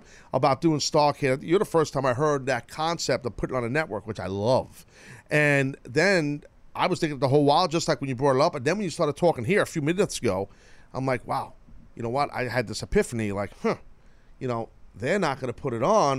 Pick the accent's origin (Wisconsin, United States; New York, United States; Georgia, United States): New York, United States; I'm a New Yorker.